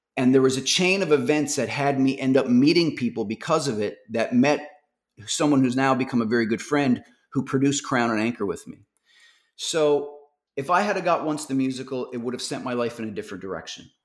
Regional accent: Newfoundland and Labrador, Canada; moved away; I'm from Newfoundland

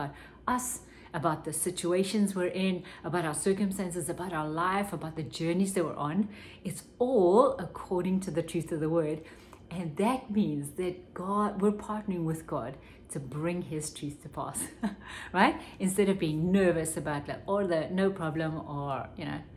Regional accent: South Africa; when I was growing up in South Africa

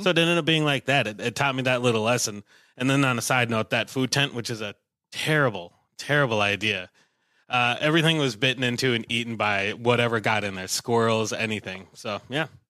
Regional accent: Willmar, Minnesota, United States; I'm from Wilmer, a little, little ways away

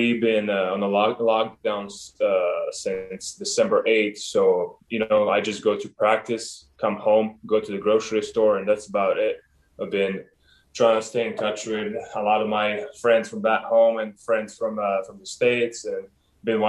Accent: Montenegro; moved away; also born or lived in Oregon; growing up in Montenegro, I got to learn a lot of that from my parents and my cousins and my friends

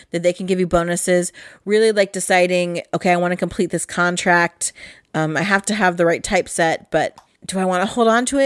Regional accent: England, United Kingdom; the printing press is very important to me as an English person and a lover of the written word.

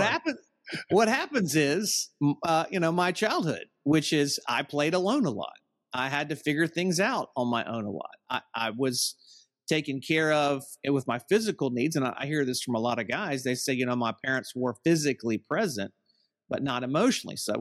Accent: Southern United States, United States; I'm from the Southern United States

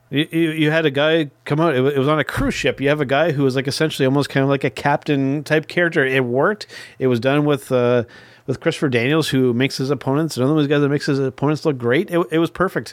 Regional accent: Canada; as a Canadian wrestling fan

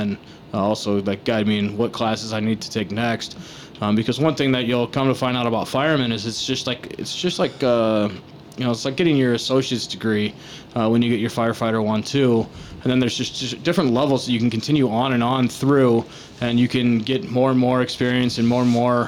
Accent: Chesterton, Indiana, United States; So I grew up in Chesterton. Graduated from Chesterton High School 2001.

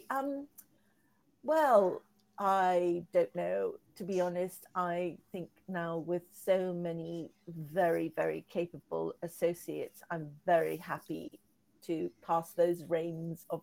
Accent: Ecuador; also born or lived in Peru / Egypt / Hong Kong / Las Vegas; I was born in Peru, brought up in Ecuador

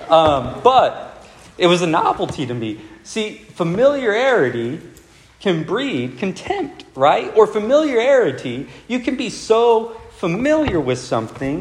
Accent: Del Rio, Texas, United States; a large portion of my childhood was without a movie theater. It's, like, very isolated.

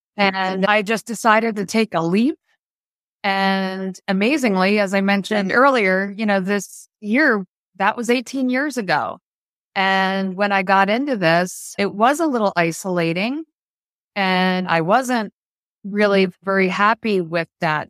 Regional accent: New Jersey, United States; we purchased an office in my hometown in South Jersey

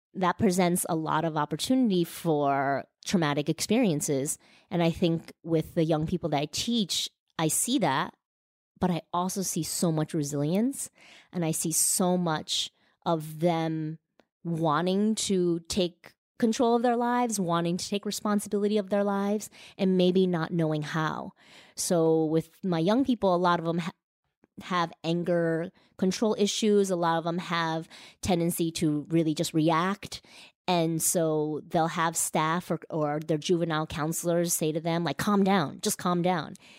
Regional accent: United States; also born or lived in Beijing, China; So my family is originally from Taiwan. I was born in this country

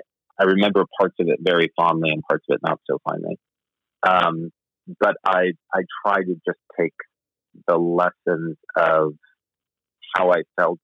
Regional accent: Rotterdam, New York, United States; A small town outside of Albany, New York, called Rotterdam

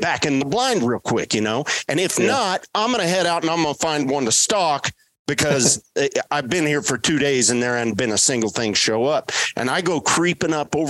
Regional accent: West Texas, United States; growing up in West Texas, where I was raised

